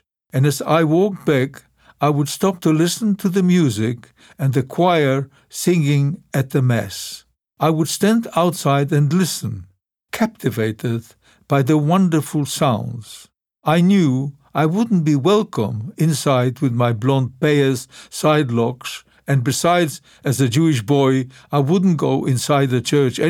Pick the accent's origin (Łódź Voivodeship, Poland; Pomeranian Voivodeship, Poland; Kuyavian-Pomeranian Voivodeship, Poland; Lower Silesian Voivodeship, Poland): Łódź Voivodeship, Poland; Lodz; English is a second language; The first time I went back to Poland, I did not go back to my hometown of Lodz right away.